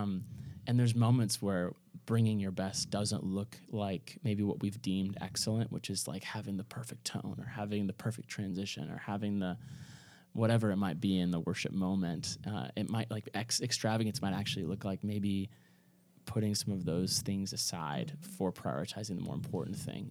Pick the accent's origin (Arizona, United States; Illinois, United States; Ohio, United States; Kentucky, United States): Kentucky, United States; moved away; This is my hometown, like, you know, like, this is in Kentucky